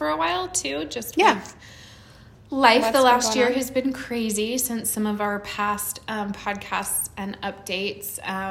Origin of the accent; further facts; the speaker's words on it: Central Oregon, United States; also born or lived in California; I've lived in Central Oregon since I was 5 years old. I was born in California.